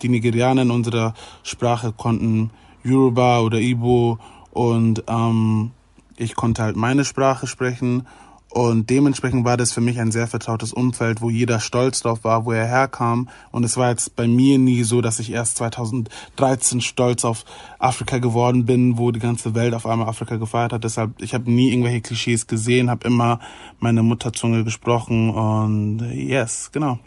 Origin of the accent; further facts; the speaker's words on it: Germany; mit Deutsch natürlich, weil ich in Deutschland geboren wurde und weil ich hier mein ganzes Leben schon lebe